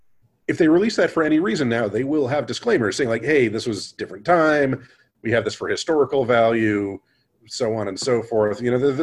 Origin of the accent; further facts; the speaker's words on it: Buffalo, New York, United States; born there; now in Kansas, United States; I mean, I was born in New York.